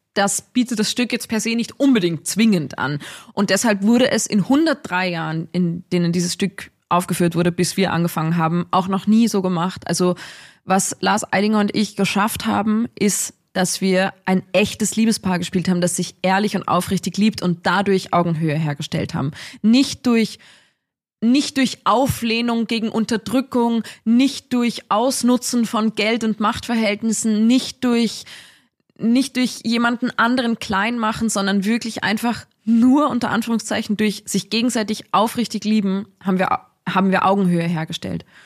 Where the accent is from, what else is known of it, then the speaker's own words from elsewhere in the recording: Dorfgastein, Salzburg, Austria; ich komme aus Dorfgastein. Also das ist so, mhm. mhm. das ist schon irgendwie so mein, ja, mein Orientierungspunkt im Leben irgendwie, dass ich daherkomme, aus den Bergen, sehr naturverbunden aufgewachsen